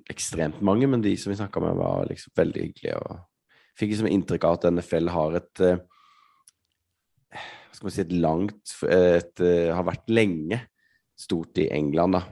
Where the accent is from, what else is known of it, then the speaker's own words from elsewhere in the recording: Norway; vi kom fra Norge